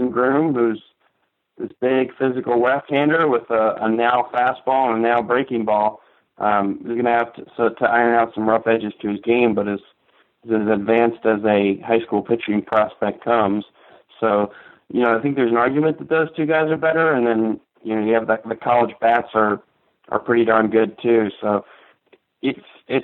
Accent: tri-state area, United States; I grew up in the Tri-State area during the Yankees dynasty

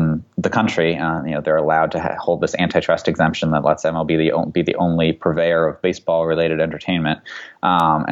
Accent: Boston, Massachusetts, United States; I grew up in Boston in kind of the late 90s, early 2000s era

